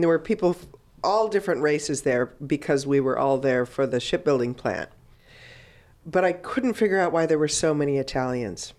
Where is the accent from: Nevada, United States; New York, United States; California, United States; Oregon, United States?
California, United States; Richmond area, Bay Area; now in Oakland, United States; I grew up in that area